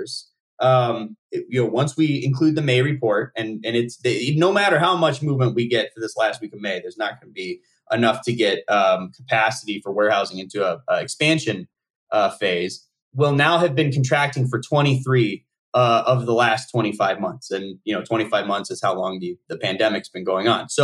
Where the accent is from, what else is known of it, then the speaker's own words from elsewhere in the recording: Nevada, United States; where I grew up in Nevada